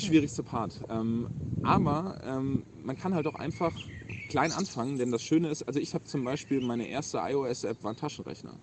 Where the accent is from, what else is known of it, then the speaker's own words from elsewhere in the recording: Rhineland-Palatinate, Germany; moved away as an adult; now in Hamburg, Germany; ich komme aus Rheinland-Pfalz